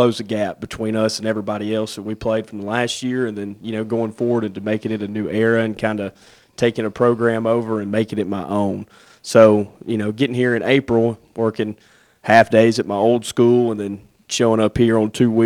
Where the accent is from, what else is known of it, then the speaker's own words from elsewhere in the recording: Corinth, Mississippi, United States; I'm from Corinth, so I'm very familiar with the area.